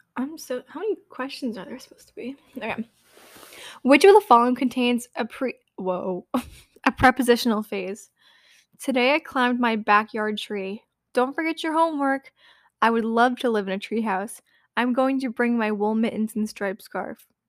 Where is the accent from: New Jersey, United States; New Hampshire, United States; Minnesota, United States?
New Hampshire, United States; I'm from New Hampshire